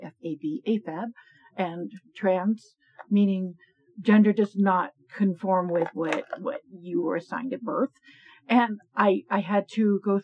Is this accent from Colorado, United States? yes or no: yes; Colorado, United States; also born or lived in Laramie, Wyoming; I grew up in Colorado